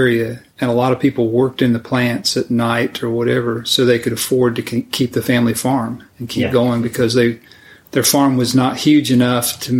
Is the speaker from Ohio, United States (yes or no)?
no; Indiana, United States; moved away; I grew up in Indiana